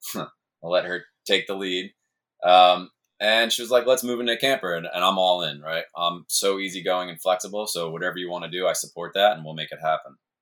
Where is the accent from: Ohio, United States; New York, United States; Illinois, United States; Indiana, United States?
New York, United States; Hudson Valley; moved away as an adult; I grew up in the, just just south of the Catskills in the Hudson Valley